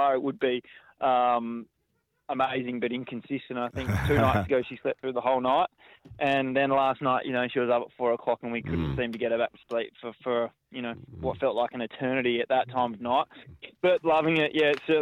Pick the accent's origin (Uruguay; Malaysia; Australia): Australia; Margaret River, Western Australia; I grew up in Margaret River